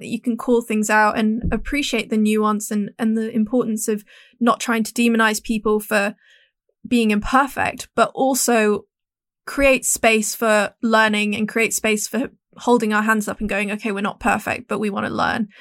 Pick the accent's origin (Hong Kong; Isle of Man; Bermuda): Hong Kong; growing up in Hong Kong, where we're we're just very straightforward